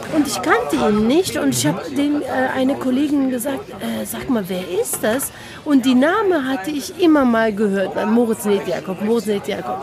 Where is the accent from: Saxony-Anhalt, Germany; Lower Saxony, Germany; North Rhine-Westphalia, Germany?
North Rhine-Westphalia, Germany; Cologne; also born or lived in Turkey; ich bin ein kölsch-türkisches Mädchen.